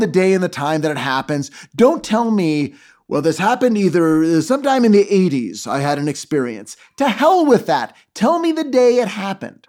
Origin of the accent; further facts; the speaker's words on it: Los Angeles, California, United States; I'm from Los Angeles. I was born here. I live here.